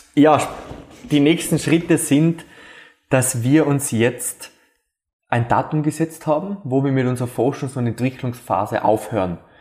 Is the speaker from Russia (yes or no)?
no; Austria; bei uns in Österreich